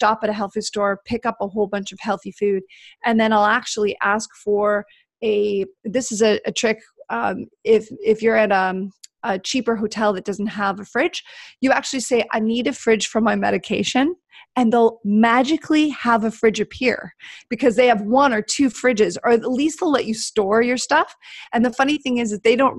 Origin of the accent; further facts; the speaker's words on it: Canada; being Canadian